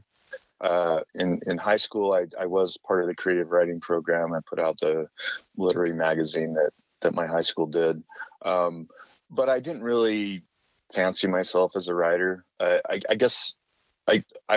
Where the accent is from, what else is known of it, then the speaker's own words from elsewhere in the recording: Salt Lake Valley, Utah, United States; I grew up in the Salt Lake Valley